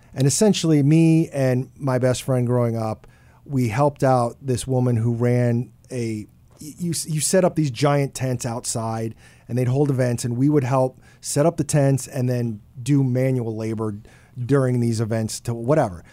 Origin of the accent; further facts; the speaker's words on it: Scottsdale, Arizona, United States; I grew up in the Scottsdale area